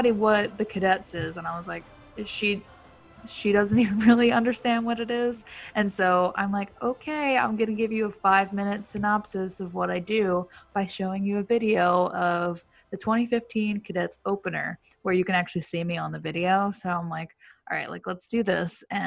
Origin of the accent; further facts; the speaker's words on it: New York, United States; I'm from New York